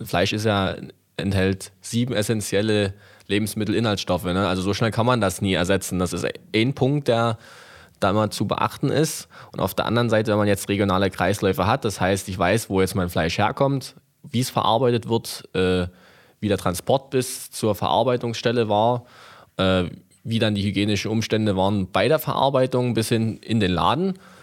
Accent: Rothenburg/Oberlausitz, Saxony, Germany; also born or lived in Mittweida; ich bin ja auch in Rotenburg groß geworden

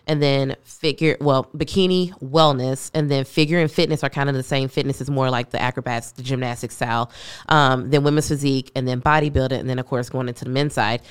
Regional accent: Louisville, Kentucky, United States; also born or lived in Cincinnati, Ohio; now in Austin, United States; I am originally from Louisville, Kentucky, moved to Cincinnati, Ohio, and then came here last month.

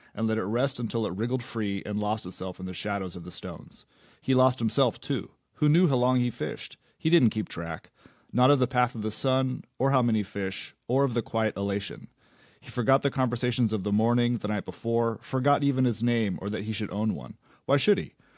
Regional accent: Big Sur, California, United States; I grew up just outside Big

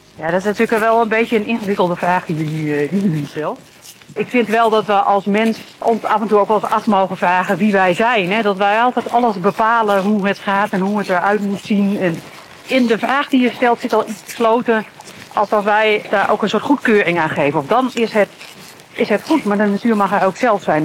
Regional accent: Veluwe, Gelderland, Netherlands; also born or lived in Groningen; ik ben zelf opgegroeid op de Veluwe.

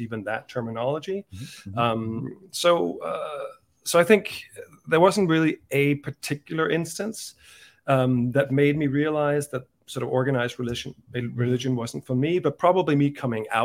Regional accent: Denmark; moved away as an adult; also born or lived in Dublin, Ireland; now in United States; I was brought up in Denmark

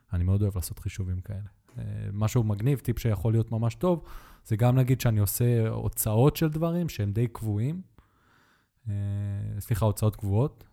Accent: Netanya, Central District, Israel; moved away; גדלתי בנתניה

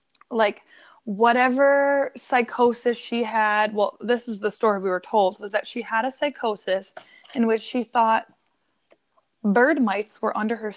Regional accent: Buffalo, New York, United States; We are from Buffalo, New York

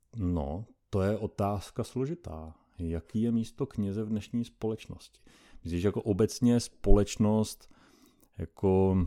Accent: Doubravice, Pardubice Region, Czechia; pocházím z východních Čech, z malé vesnice, jmenuje se Doubravice, je to u Litomyšle

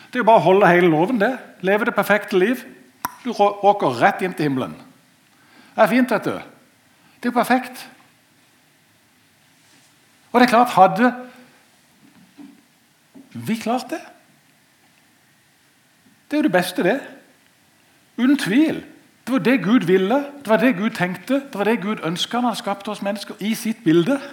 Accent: Norway; Jeg er født og oppvokst i Marikveien. Siden gikk det bare oppover.

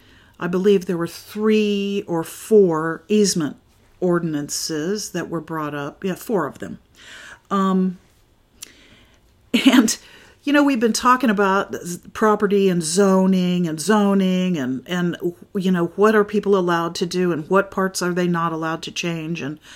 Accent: Florida, United States; And I just got to thinking, you know, I'm from Florida. Now, I didn't live there really long, so I'm not, you know, entirely familiar with the ins and outs of what the Florida government does.

